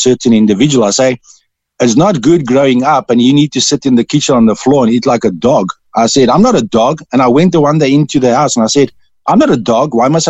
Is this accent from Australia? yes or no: no; South Africa; accent: Dutch; also born or lived in Cork, Ireland; I'm a South African